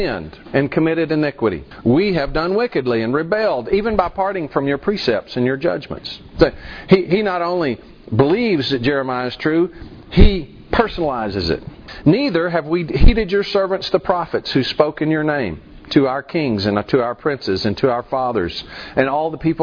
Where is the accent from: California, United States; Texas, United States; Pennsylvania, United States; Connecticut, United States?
Texas, United States; West; I grew up in West Texas. We don't do grammar in West Texas